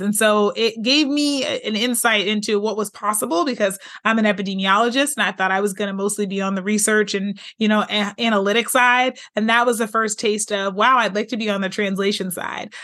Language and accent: English; Pittsburgh, Pennsylvania, United States; moved away as an adult; also born or lived in Michigan; now in California, United States; I'm originally from Pittsburgh, Pennsylvania